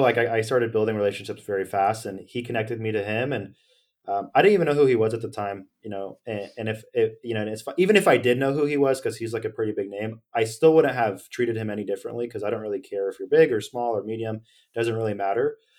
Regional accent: Sacramento, California, United States; I'm from Sacramento

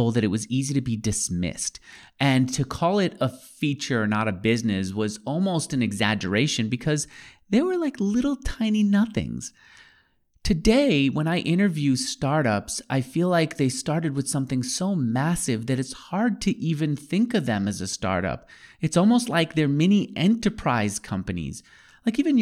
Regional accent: New York, United States; I grew up in New York too, in one of the outer boroughs

